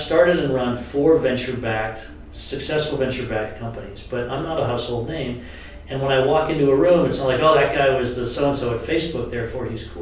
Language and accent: English; New Hampshire, United States; I come from New Hampshire